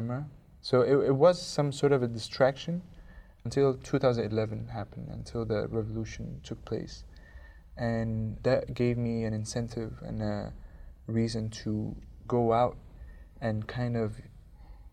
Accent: Cairo, Cairo Governorate, Egypt; I am from Cairo, Egypt

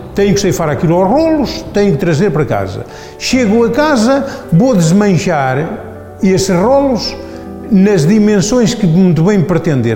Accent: Silgueiros, Viseu, Portugal; Sou de Silgueiros e adoro a minha profissão

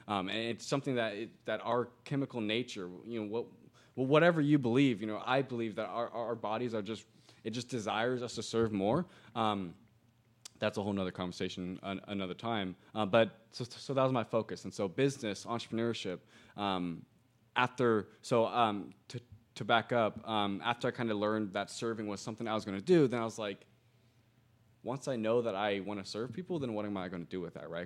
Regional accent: Greenwood, Indiana, United States; moved away as an adult; also born or lived in Broad Ripple, Indianapolis; now in Indianapolis, United States; Born and raised in Greenwood, Indiana

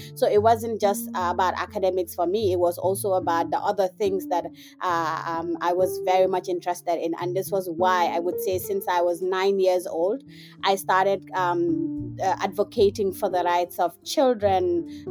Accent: Gambia; now in Indiana, United States; I am a young African feminist. I am from the Gambia, but I am currently based in Indiana and I'm studying.

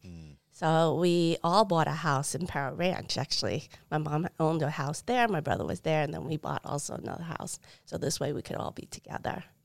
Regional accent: New York City, New York, United States; also born or lived in Taiwan; now in Arizona, United States; I was born in Taiwan

